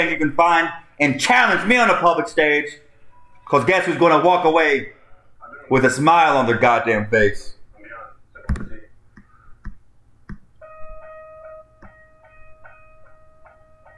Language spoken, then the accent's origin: English; United States; As Americans